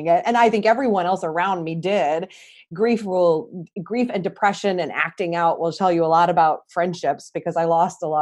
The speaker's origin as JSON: {"language": "English", "town": "St. Louis", "region": "Missouri", "country": "United States", "tie": "born or raised there", "moved": "as an adult", "said": "back to where I grew up here in St. Louis"}